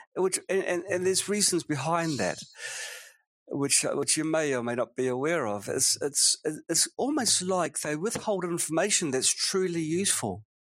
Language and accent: English; New Zealand; now in Nanjing, China; it was a normal childhood, nothing remarkable really. But uh, it was in sunny New Zealand.